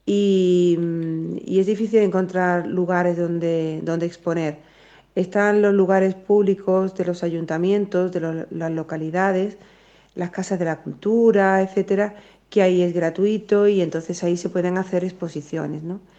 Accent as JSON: {"language": "Spanish", "country": "Spain", "said": "y soy española y muy orgullosa"}